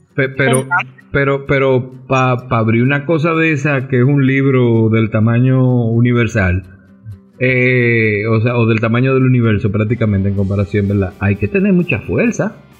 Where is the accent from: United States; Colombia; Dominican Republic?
Dominican Republic; buen dominicano, que nunca vemos